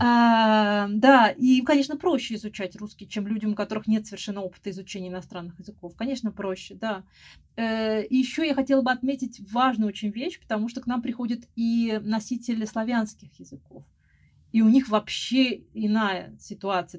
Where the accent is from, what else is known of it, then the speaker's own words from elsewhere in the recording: Moscow, Russia; also born or lived in Spain; потом вернулась обратно в Москву, Э, я из Москвы